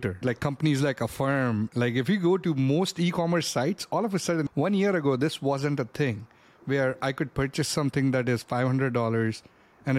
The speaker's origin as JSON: {"language": "English", "country": "India", "tie": "born or raised there", "moved": "yes", "said": "Growing up, I grew up in India"}